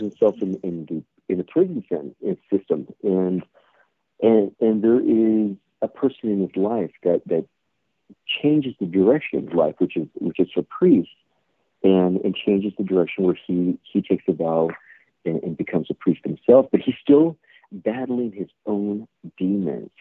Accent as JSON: {"language": "English", "region": "California", "country": "United States", "tie": "born or raised there", "said": "born and raised in California"}